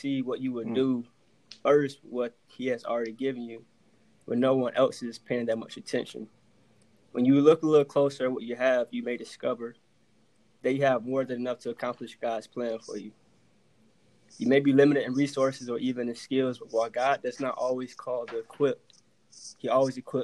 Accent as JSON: {"language": "English", "town": "Chesapeake", "region": "Virginia", "country": "United States", "tie": "born or raised there", "said": "born and raised in Chesapeake, Virginia. Stand up, two down, 757"}